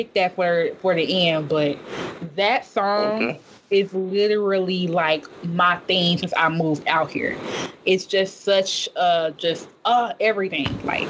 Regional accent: Memphis, Tennessee, United States; I'm so Southern. Like, I'm from the South in the best way that could possibly be. There ain't no place in the world like Memphis, and you rarely gonna find people who are from Memphis anywhere else.

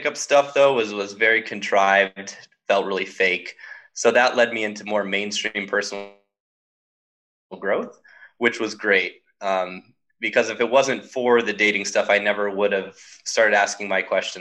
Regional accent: Southern California, United States; growing up in Southern California

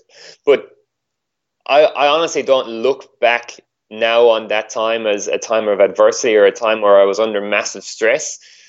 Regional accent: Ireland; now in Australia; so obviously I'm living in Australia. I came here from Ireland.

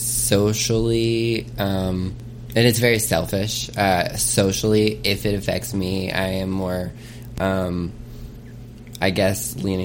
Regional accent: Muskogee, Oklahoma, United States; I was born in Muskogee, Oklahoma.

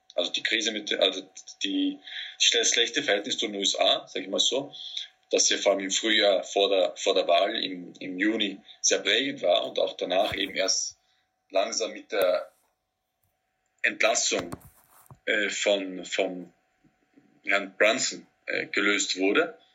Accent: Austria; mich als Österreicher

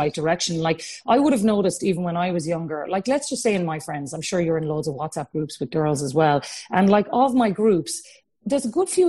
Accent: Cork, Munster, Ireland; we're from Cork

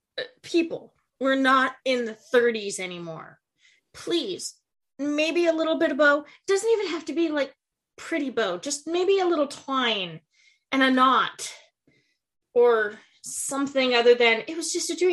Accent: Alaska, United States; I was born and raised up here in Alaska

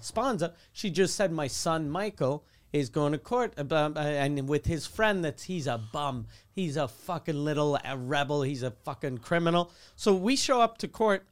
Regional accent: Quebec City, Quebec, Canada; since I grew up in Quebec City

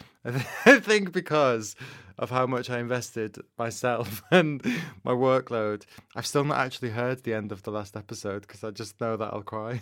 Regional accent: Manchester, North West England, United Kingdom; I grew up in Manchester

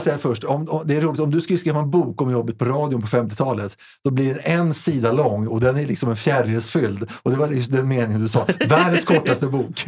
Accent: Stockholm, Stockholm County, Sweden; jag kommer från Hässelby.

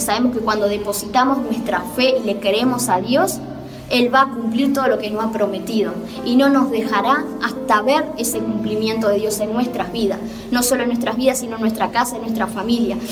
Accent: Montevideo, Uruguay; soy de Montevideo, Uruguay

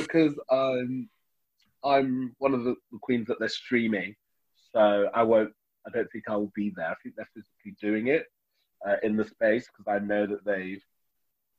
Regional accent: Birmingham, West Midlands, United Kingdom; being a Brummie, also being the only black Brummie with a residency

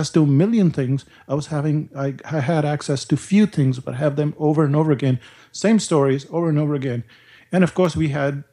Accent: India; now in New Zealand; growing up in India

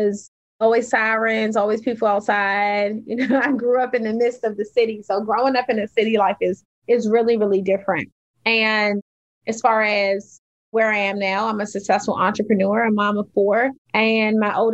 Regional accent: Washington, District of Columbia, United States; I grew up in Washington, D.C., in the projects of Washington, D.C., in the inner city.

